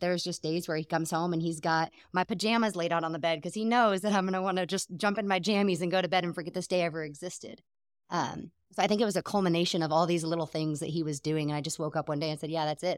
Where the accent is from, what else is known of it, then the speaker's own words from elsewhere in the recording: Seattle, Washington, United States; moved away as an adult; also born or lived in Germany; now in Texas, United States; growing up in Seattle, it was, I always believed in God